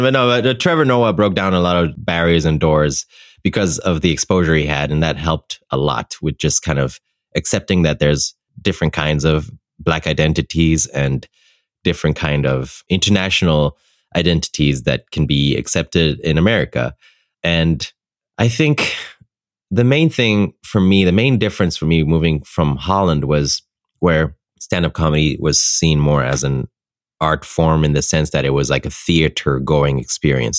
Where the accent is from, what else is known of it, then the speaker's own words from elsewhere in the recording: Ethiopia; moved away as an adult; also born or lived in Netherlands; I grew up in Ethiopia for 18 years of my life. And for me, that's a place I consider home